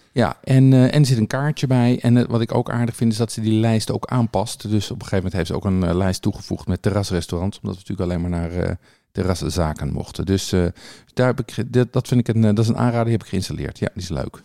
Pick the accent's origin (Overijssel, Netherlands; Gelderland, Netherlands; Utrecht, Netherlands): Utrecht, Netherlands; Bilthoven; moved away; ik heb dus met een van de broertjes Niemeyer op de lagere school gezeten